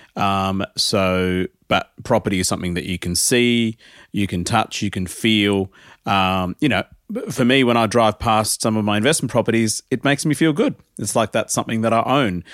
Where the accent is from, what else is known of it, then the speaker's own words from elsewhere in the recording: Adelaide, South Australia, Australia; moved away as an adult; now in Melbourne, Australia; I grew up in Adelaide